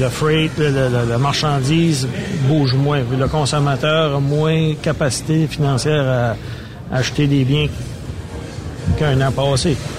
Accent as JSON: {"language": "French", "town": "Edmundston", "region": "New Brunswick", "country": "Canada", "tie": "born or raised there", "also_born_or_lived": "Saint-Louis-du-Ha! Ha!", "said": "je suis natif d'Edmundston"}